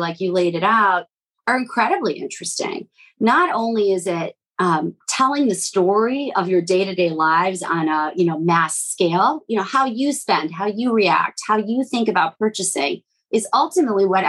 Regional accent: Midwest, United States; also born or lived in Latvia; I'm from the Midwest

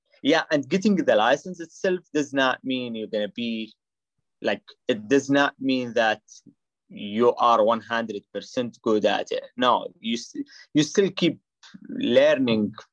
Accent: Saudi Arabia; English is a second language; moved away as an adult; now in Toledo, United States; I was born and raised in Saudi Arabia.

